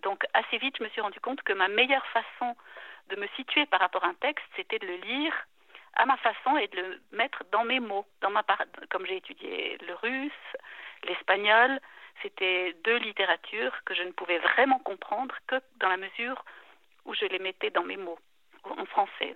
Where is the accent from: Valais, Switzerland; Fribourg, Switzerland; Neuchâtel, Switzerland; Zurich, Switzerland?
Neuchâtel, Switzerland; La Chaux-de-Fonds; moved away as an adult; also born or lived in Lausanne / Basel; now in German-speaking Switzerland; j'ai grandi à Neuchâtel, à La Chaux-de-Fonds, à Lausanne aussi un peu, mais au moment d'entrer à l'université, je suis allée vivre à Bâle